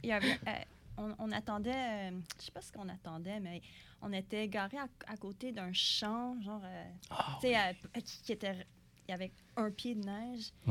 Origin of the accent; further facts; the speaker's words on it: Montreal, Quebec, Canada; moi-même, je suis née à Montréal, je suis née ici